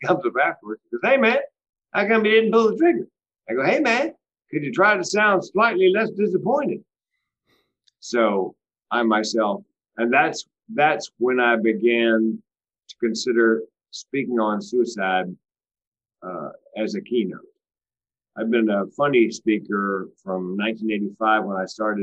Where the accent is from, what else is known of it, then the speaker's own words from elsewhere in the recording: Southeast, United States; I was raised in the Southeast